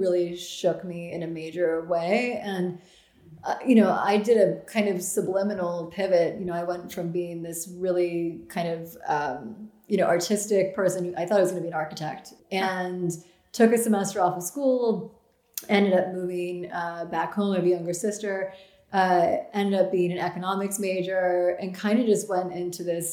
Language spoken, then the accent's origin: English; Grinnell, Iowa, United States; moved away; I am from Grinnell, Iowa.